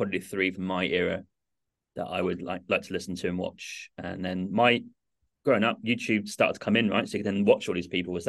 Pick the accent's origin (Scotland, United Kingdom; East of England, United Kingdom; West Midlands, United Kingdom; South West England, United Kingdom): East of England, United Kingdom; Norwich; I grew up in England, in Norwich, little city to the east, about 2 hours from London, 45 minutes from Cambridge.